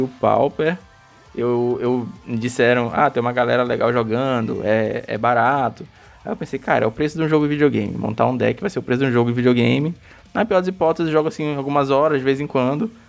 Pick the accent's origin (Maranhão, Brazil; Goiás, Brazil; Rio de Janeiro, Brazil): Maranhão, Brazil; A gente é do Maranhão